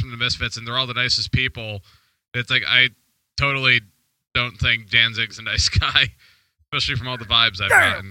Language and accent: English; New Jersey, United States; I'm from New Jersey